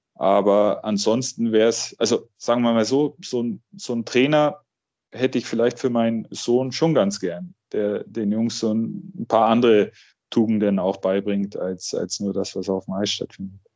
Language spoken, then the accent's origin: German; Augsburg, Bavaria, Germany; Ich bin hier in Augsburg groß geworden, habe hier auch meine ersten Spiele gehabt